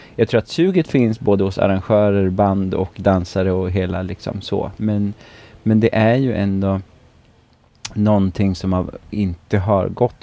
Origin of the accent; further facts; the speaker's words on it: Tidaholm, Västra Götaland, Sweden; also born or lived in Östergötland; now in Alingsås, Sweden; jag är ju från Västergötland från, från grunden